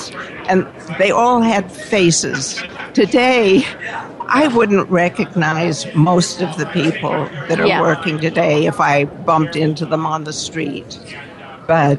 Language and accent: English; Los Angeles, California, United States; I was born in the Hollywood Hospital.